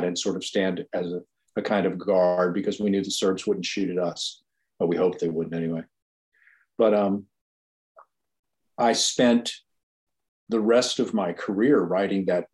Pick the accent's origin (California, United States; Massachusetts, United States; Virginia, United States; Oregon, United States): Virginia, United States; Virginia Beach; I grew up in Virginia Beach.